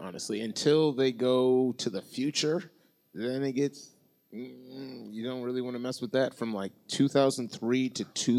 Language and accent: English; Kenosha, Wisconsin, United States; we are from Kenosha, Wisconsin, right? So if you've been listening to the podcast, you know where I'm from, right?